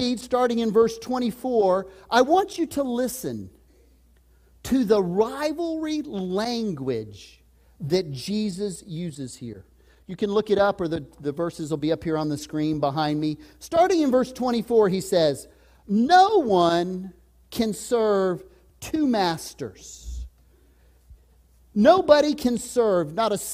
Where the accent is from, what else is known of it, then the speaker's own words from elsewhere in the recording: Texas, United States; moved away; I was raised in Texas.